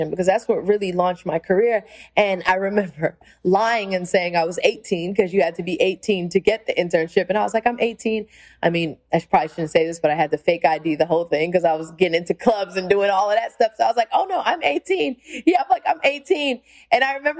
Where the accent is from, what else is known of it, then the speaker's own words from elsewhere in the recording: New York City, New York, United States; the skills I've learned from just being a New Yorker and learning how to function in New York has taken me all over the world.